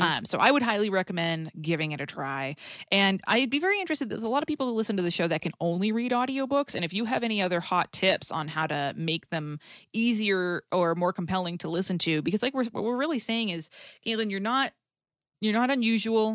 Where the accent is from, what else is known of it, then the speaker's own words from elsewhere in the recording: New England, United States; accent: New England; I'm from New England